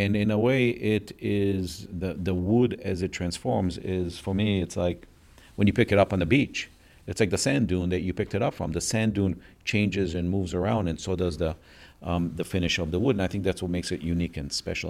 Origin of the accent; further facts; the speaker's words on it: Minneapolis, Minnesota, United States; also born or lived in Israel; I grew up in Minneapolis, Minnesota. I was born in Israel